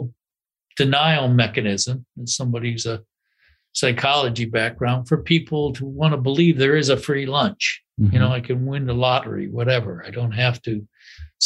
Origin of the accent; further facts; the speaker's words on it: Midwest, United States; I grew up in the Midwest